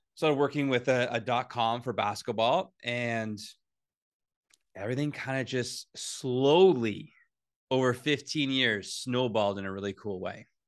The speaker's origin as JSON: {"language": "English", "town": "Whitby", "region": "Ontario", "country": "Canada", "tie": "born or raised there", "said": "I'm from Whidbey. Uh, I love growing up in Whidbey"}